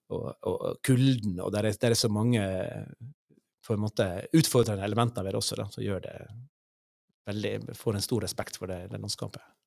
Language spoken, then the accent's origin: Norwegian; Sunnmøre, Møre og Romsdal, Norway; moved away as an adult; also born or lived in Ålesund; now in Sør-Varanger, Norway; jeg kommer fra fra Sunnmøre